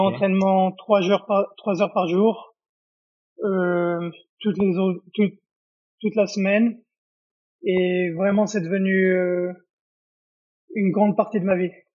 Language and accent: French; Israel; moved away as an adult; also born or lived in Paris, France / Japan; now in Las Vegas, United States; je suis né à Paris et j'ai grandi en Israël